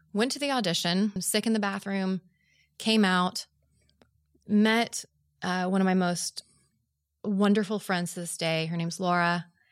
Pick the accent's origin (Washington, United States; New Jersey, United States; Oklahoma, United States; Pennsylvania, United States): Oklahoma, United States; Oklahoma City; moved away; I'm from Oklahoma City